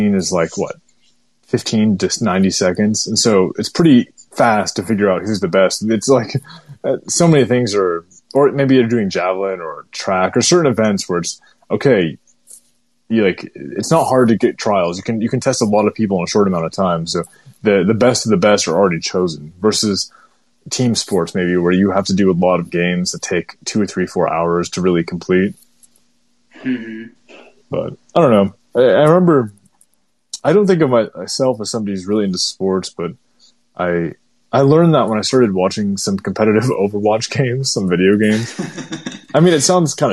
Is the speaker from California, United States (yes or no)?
yes; California, United States; I'm from California